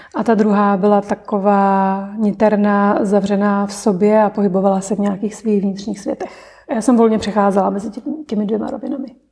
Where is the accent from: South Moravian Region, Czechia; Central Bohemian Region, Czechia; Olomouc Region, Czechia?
Olomouc Region, Czechia; Olomouc; dětství jsem prožila v Olomouci